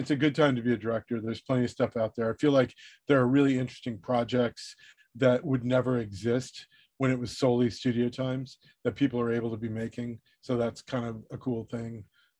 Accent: Southern California, United States; I grew up in Southern California.

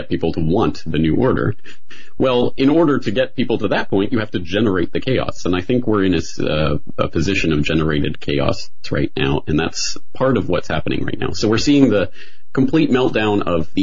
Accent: Canada; now in Japan; I'm a Canadian. I live in Japan

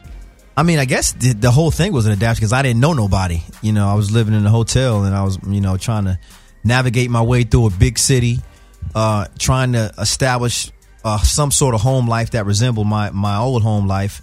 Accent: Atlanta, Georgia, United States; moved away as an adult; also born or lived in Greenville, South Carolina / Augusta, Georgia / Athens, Georgia; now in Los Angeles, United States; Then I moved to Augusta, Georgia. Went to high school there from 9 to 12

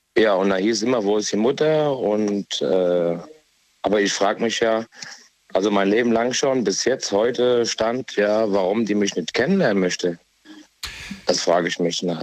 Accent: Essen, North Rhine-Westphalia, Germany; ich komme ja auch aus dem Ruhrgebiet, mhm. aus Essen komme ich.

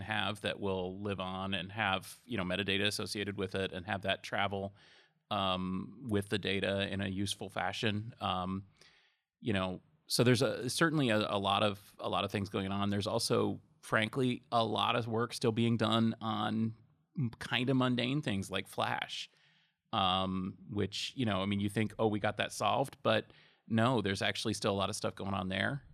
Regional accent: Massachusetts, United States; I'm from Massachusetts

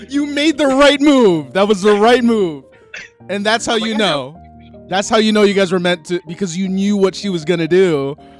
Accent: New Jersey, United States; we're extremely proud to be from jersey

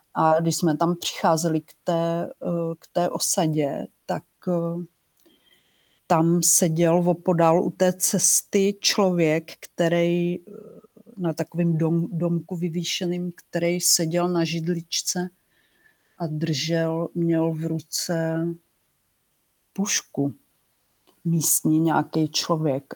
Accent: Czechia; also born or lived in Brno; já jsem novinářka, eh, z Česka

